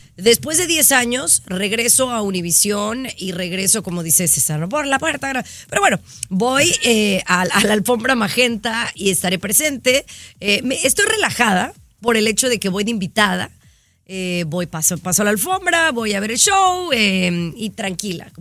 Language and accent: Spanish; Mexico; moved away; no me he registrado para votar en el extranjero como mexicana